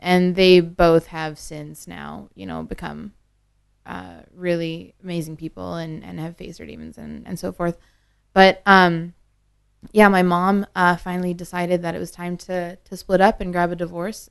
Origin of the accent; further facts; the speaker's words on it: Northern Ontario, Canada; moved away; I was born and raised in Northern Ontario